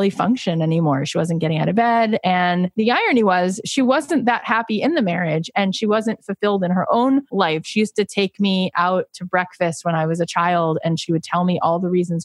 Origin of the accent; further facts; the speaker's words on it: Florida, United States; moved away as an adult; I grew up in Florida.